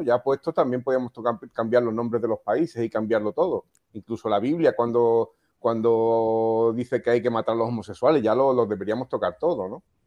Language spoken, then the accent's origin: Spanish; Melilla, Spain; yo nací en Melilla, entonces que soy afrodescendiente también